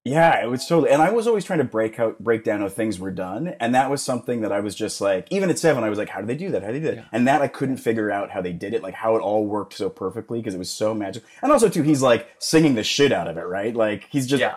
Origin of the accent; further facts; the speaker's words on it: Calgary, Alberta, Canada; moved away as an adult; now in Los Angeles, United States; Calgary back oh. when I was growing up was not, it was like 800,000